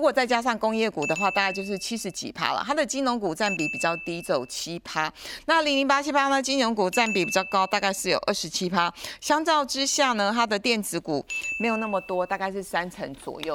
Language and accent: Chinese; Taiwan; 毕竟我们身在台湾啦嗯，活在台湾啦